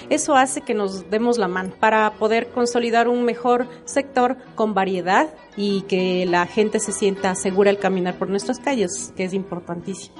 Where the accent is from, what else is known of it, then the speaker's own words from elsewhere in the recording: Riobamba, Chimborazo, Ecuador; now in Quito, Ecuador; Soy oriunda de Riobamba y también estoy radicada ya acá en Quito más de la mitad de mi vida